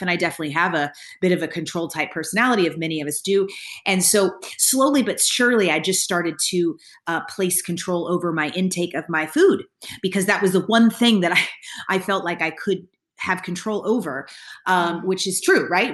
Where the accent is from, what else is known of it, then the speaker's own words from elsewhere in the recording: Kentucky, United States; I grew up in Kentucky